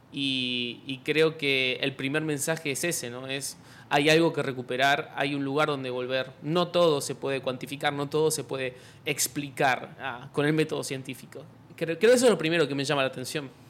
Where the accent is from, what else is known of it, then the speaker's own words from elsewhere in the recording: Argentina; yo soy youtuber argentino